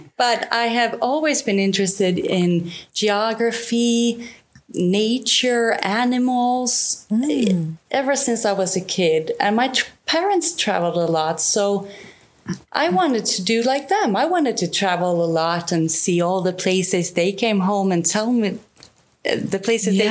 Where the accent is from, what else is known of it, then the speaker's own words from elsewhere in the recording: the very south part of Sweden, southern Sweden, Sweden; moved away as an adult; now in Spain; We are both from the very south part of Sweden. Okay. Born and raised.